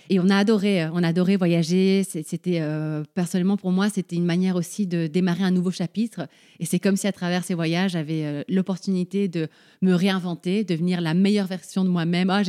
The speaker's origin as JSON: {"language": "French", "country": "Paraguay", "tie": "born there", "said": "je suis née au Paraguay, on est cinq frères et sœurs, on est tous nés dans des pays différents."}